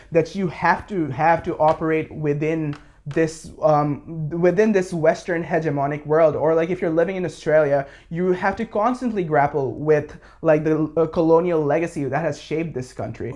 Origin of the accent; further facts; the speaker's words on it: Bangladesh; I'm from Bangladesh, born and raised, uh, grew up there.